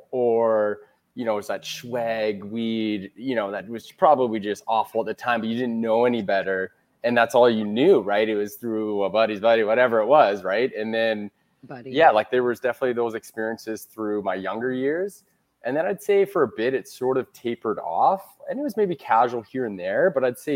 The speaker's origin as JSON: {"language": "English", "town": "Victoria", "region": "British Columbia", "country": "Canada", "said": "I am Canadian. I'm a Western Canadian from Victoria, British Columbia."}